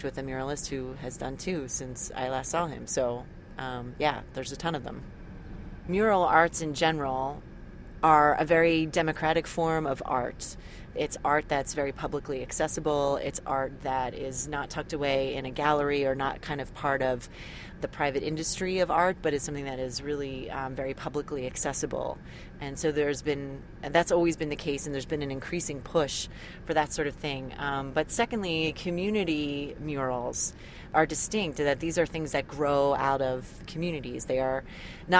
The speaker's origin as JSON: {"language": "English", "town": "Philadelphia", "region": "Pennsylvania", "country": "United States", "tie": "born or raised there", "said": "I grew up in Philadelphia"}